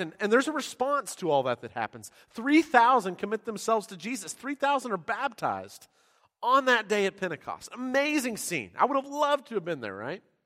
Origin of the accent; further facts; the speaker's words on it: San Diego, California, United States; now in Texas, United States; I grew up in San Diego